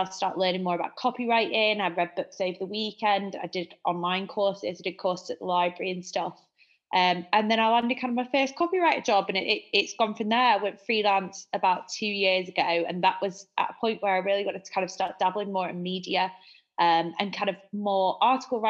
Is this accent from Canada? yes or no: no; Manchester, North West England, United Kingdom; accent: Manchester; also born or lived in France; I'm a journalist and a copywriter based in, if you can't tell by my accent, Manchester.